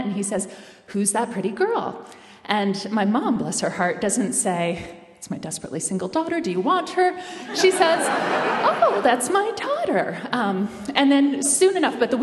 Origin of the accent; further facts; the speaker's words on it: Bellingham, Washington, United States; moved away as an adult; also born or lived in East Coast; I grew up in Bellingham, Washington